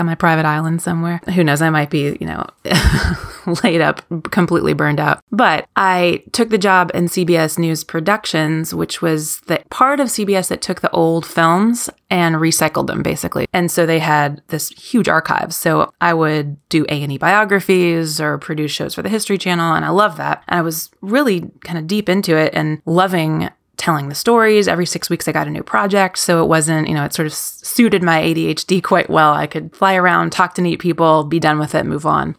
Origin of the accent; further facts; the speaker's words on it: Kentucky, United States; also born or lived in New York / Scotland; I am from Kentucky